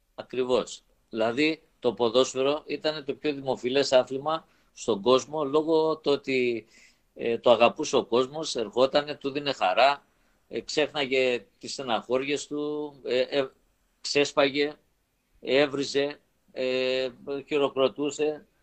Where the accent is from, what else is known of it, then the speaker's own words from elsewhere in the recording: Rethymno, Crete, Greece; moved away; είμαι από το Ρέθυμνο